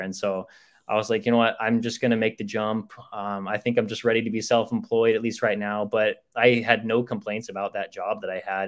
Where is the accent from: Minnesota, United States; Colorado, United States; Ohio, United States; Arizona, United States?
Arizona, United States; Chandler; I grew up in in Chandler, so it was uh, about like 30 minutes away from like downtown Phoenix